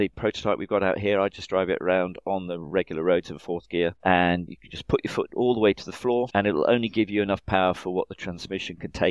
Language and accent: English; England, United Kingdom; now in United States; I'm an American citizen, but obviously I'm English.